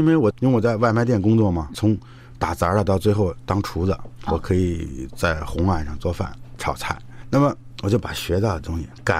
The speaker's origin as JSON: {"language": "Chinese", "country": "China", "said": "他知道我来自中国，"}